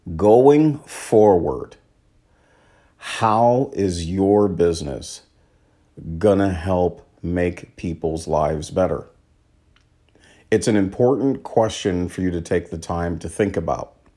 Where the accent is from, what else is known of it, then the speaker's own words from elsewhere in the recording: Washington, United States; my home state of Washington